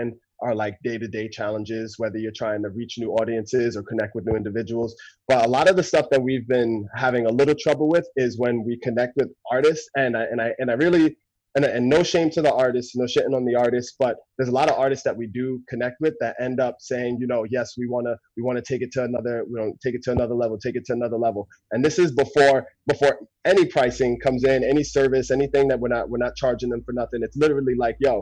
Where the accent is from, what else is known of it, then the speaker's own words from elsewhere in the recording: Jersey City, New Jersey, United States; now in Seattle, United States; I'm originally from Jersey City, New Jersey. I live in Seattle now.